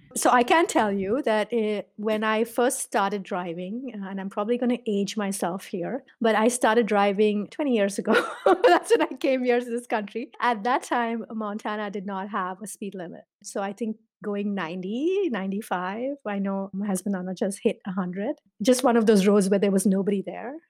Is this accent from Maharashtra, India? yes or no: yes; Mumbai, Maharashtra, India; moved away as an adult; now in Illinois, United States; I grew up in India, I grew up in Bombay